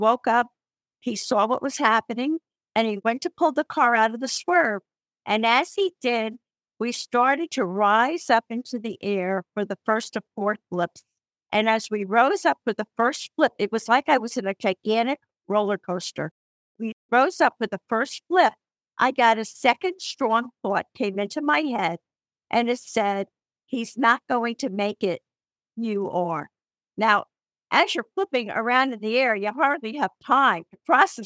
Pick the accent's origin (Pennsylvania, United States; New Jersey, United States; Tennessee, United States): New Jersey, United States; accent: New Jersey; you can tell by my accent, I'm a New Jersey girl